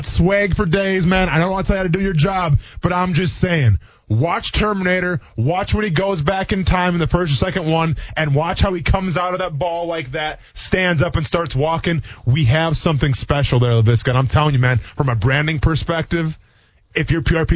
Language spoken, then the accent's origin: English; Wisconsin, United States; I'm from Wisconsin.